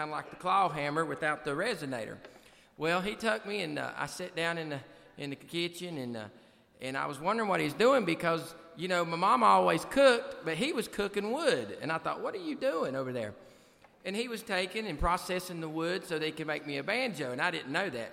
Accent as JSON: {"language": "English", "town": "Galax", "region": "Virginia", "country": "United States", "said": "I come from a little town called Galax"}